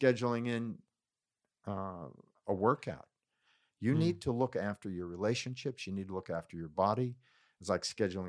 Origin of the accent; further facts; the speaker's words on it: California, United States; growing up in Silicon Valley, your belief is you're going to work weekends